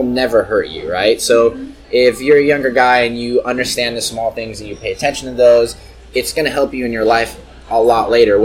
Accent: the Bay Area, California, United States; I'm from the Bay

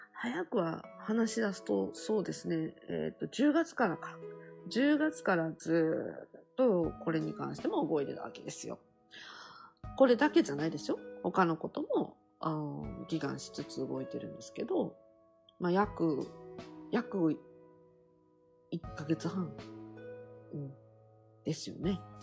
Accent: Kansai, Japan; 関西、自分の地元でやる

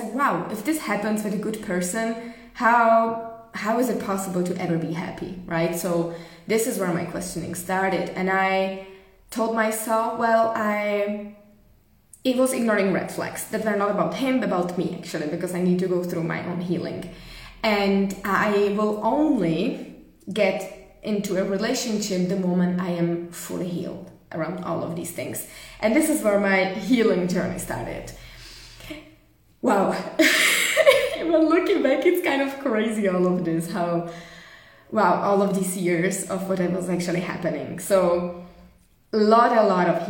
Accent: Czechia; moved away as an adult; also born or lived in Germany / Prague; decided to move back to Czech Republic at the time.

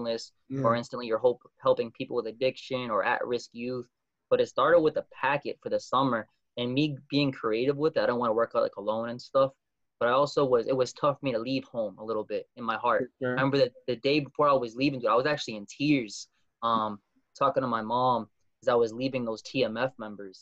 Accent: Methuen, Massachusetts, United States; I was graduating from Methuen High School

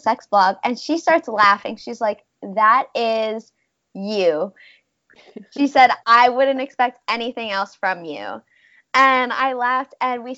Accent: New Jersey, United States; moved away as an adult; now in San Diego, United States; I'm from New Jersey

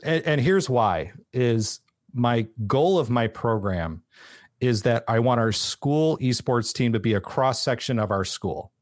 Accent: San Francisco, California, United States; I grew up in San Francisco area

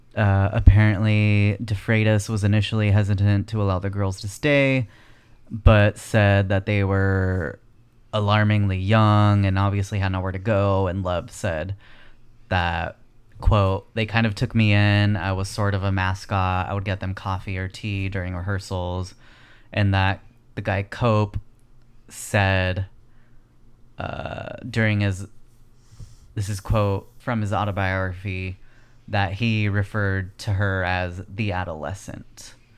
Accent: Chino, California, United States; We grew up in Chino

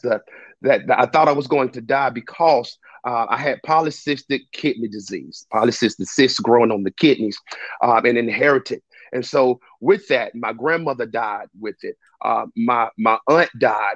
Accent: Spartanburg, South Carolina, United States; I'm from Spartanburg, South Carolina, born and raised

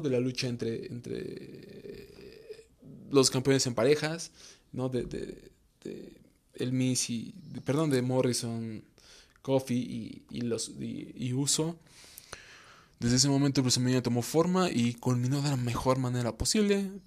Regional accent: Mexico; yo soy mexicano

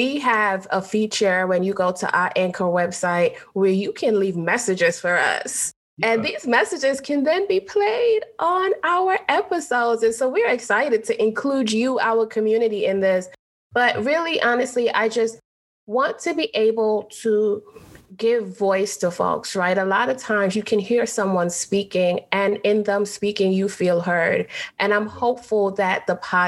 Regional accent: New York City, New York, United States; also born or lived in Trinidad; I am Caribbean. I was born in Trinidad. I grew up in New York City, Brooklyn

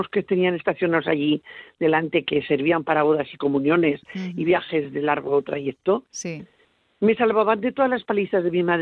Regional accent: Aragon, Spain; ya sabe cómo somos los de Aragón.

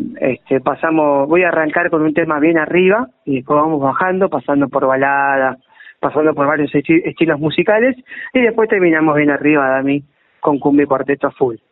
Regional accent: Berisso, Buenos Aires Province, Argentina; now in La Plata, Argentina; Yo soy oriundo de Berizo

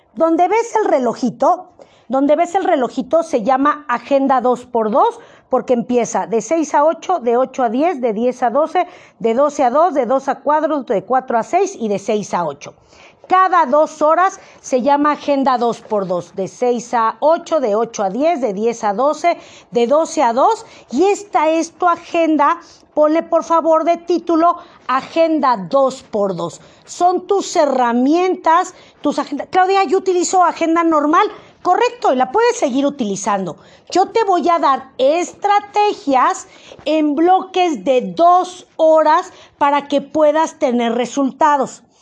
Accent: Mexico; Como buen mexicano

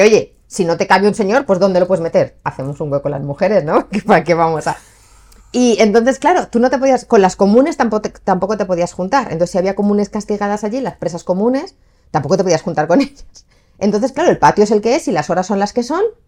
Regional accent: Spain; yo soy española, yo he crecido aquí

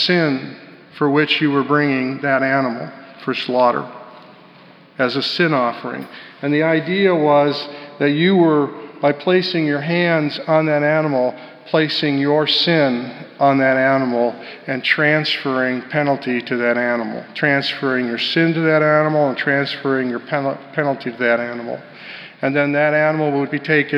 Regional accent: Colorado, United States; Growing up in Colorado

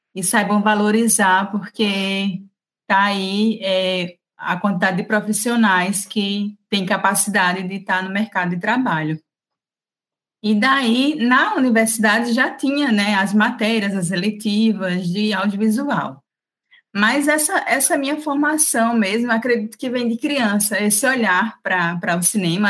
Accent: Maceió, Alagoas, Brazil; moved away as an adult; now in Arapiraca, Brazil; eu sou natural de Maceió, mas por conta do trabalho, né, de, de ter sido aprovada na seleção para o SESC Arapiraca

